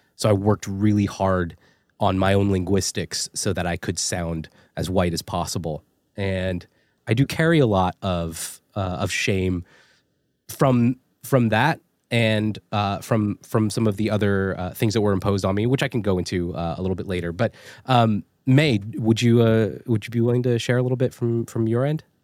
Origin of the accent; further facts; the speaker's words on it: East Rutherford, New Jersey, United States; also born or lived in South Carolina; I was born in a town called East Rutherford, New Jersey